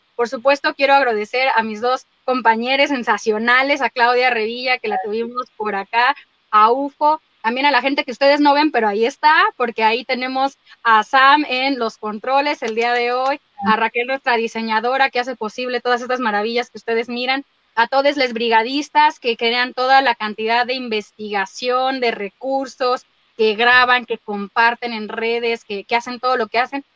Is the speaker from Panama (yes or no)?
no; Mexico; yo soy mexicana, habito en este país por ahora